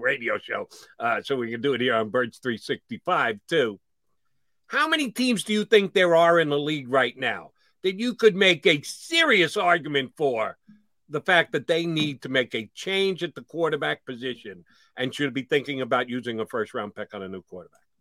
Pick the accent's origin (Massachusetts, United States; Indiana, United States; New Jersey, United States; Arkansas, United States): New Jersey, United States; Marlton; part of the Marlton Mafia. That's my hometown